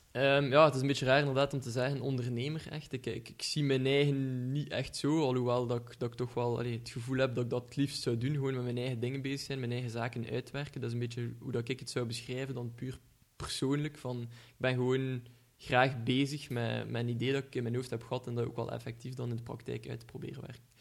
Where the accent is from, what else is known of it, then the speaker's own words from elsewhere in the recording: Ghent, Flanders, Belgium; accent: Ghent; iedereen zal wel horen van, aan mijn accent dat ik van Gent ben